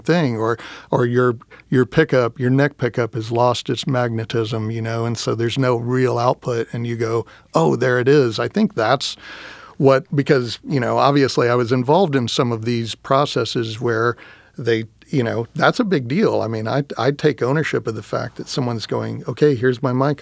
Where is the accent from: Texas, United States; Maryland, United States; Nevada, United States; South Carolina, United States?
Texas, United States; Round Rock; moved away; also born or lived in Austin, Texas; I grew up in Texas.